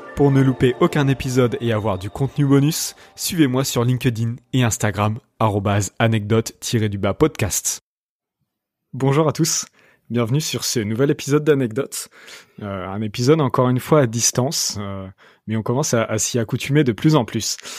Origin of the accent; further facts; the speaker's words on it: Rouen, Normandy, France; je viens de Rouen